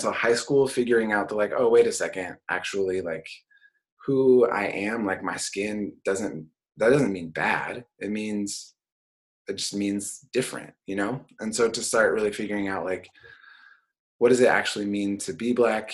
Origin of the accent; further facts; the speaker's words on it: Portland, Oregon, United States; So I grew up in Portland. I grew up in inner city Portland.